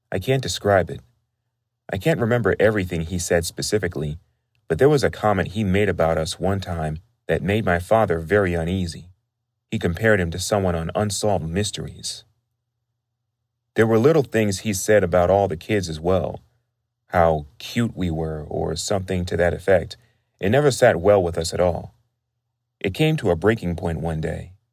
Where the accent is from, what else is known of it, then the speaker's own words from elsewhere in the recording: California, United States; I'm from California